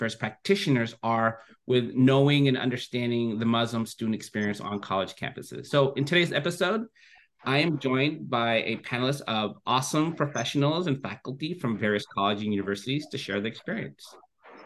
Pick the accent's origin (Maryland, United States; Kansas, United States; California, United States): California, United States; Livermore; recording this episode from my hometown, Livermore, California